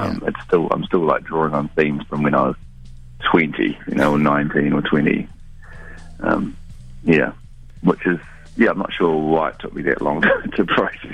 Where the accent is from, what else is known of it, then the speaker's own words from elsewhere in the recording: New Zealand; moved away as an adult; also born or lived in London; being in London was amplifying my nostalgia for New Zealand and for my earlier youth